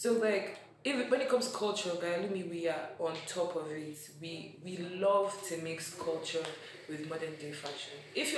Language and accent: English; Akwa Ibom, Nigeria; now in Abuja, Nigeria; we are two people from Akwa Ibom State.